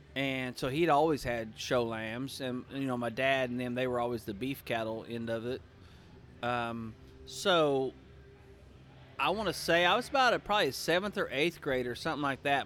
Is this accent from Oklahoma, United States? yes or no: yes; Pawnee, Oklahoma, United States; grew up in Pawnee, Oklahoma.